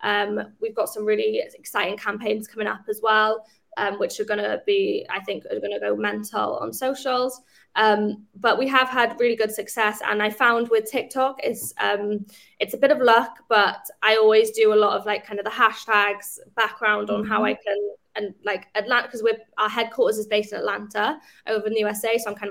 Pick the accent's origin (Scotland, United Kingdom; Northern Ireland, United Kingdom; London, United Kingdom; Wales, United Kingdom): Wales, United Kingdom; we do also like celebrate the fact that we are from Wales, and it is a super amazing achievement from a company within such a kind of small country and a small city.